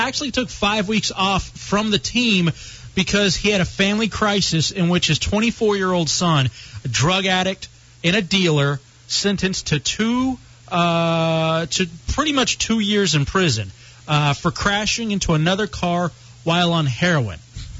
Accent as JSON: {"language": "English", "town": "Dallas", "region": "Texas", "country": "United States", "tie": "born or raised there", "said": "Growing up in Dallas and being a Dallas Cowboys fan"}